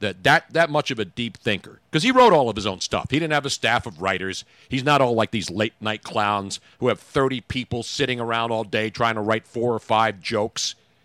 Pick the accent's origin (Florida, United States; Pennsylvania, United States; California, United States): Pennsylvania, United States; Philadelphia; moved away; I'm just Italian from South Philly. We always talk like this